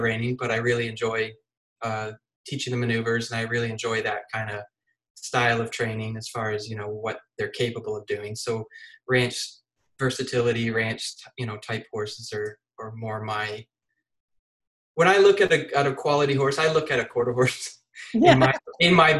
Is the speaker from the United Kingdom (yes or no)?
no; Canada; moved away as an adult; also born or lived in British Columbia, Canada / Texas, United States; now in Florida, United States; I'm from Canada, and my late teens and 20s, I spent in British Columbia